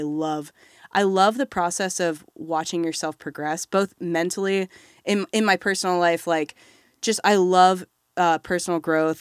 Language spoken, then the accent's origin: English; Batesville, Indiana, United States; also born or lived in Bloomington, Indiana; I'm from Southeast Indiana in a small town called Batesville